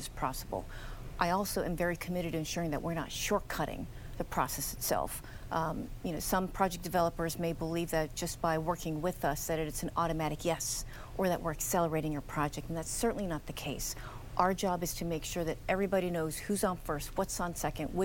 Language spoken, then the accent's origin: English; Los Angeles, California, United States; I am originally from the Los Angeles area